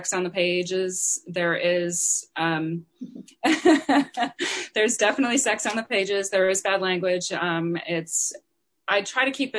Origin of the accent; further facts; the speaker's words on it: Wisconsin, United States; I grew up in Wisconsin.